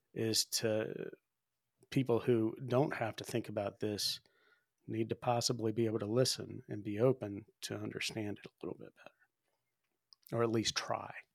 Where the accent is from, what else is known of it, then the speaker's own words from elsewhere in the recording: the South, United States; now in Spearfish, United States; I grew up in the South